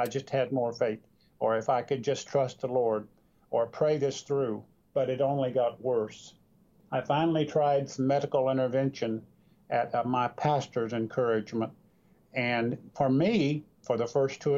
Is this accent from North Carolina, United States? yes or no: yes; North Carolina, United States; I grew up in North Carolina